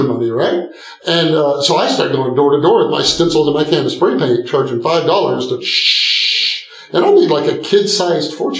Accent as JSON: {"language": "English", "region": "East Texas", "country": "United States", "tie": "born or raised there", "said": "I grew up in a small town in East Texas. Grew up on a farm, then moved to, a big city"}